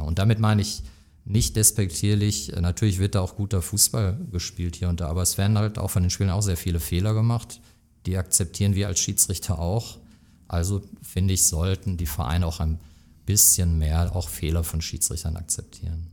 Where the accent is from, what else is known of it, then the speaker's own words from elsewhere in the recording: Oberhausen, North Rhine-Westphalia, Germany; ich bin gebürtiger Stärkrader, das kommt dazu. Und ich bin auch durchaus stolz, Oberhausener zu sein